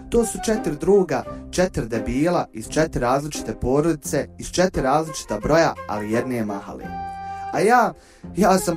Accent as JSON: {"language": "Croatian", "town": "Odžak", "region": "Federation of Bosnia and Herzegovina", "country": "Bosnia & Herzegovina", "tie": "born or raised there", "moved": "as an adult", "lives_now": "Sarajevo, Bosnia and Herzegovina", "said": "evo ja sam na primjer iz Ođaka, koji ni, ni u Sarajevu, nego mali gradić na sjeveru Bosne i Hercegovine i tu sam ono, već neki 7 godina u Sarajevu"}